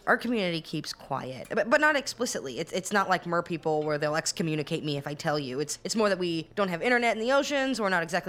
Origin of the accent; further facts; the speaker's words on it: Alaska, United States; Alaska. Also grew up in a small town.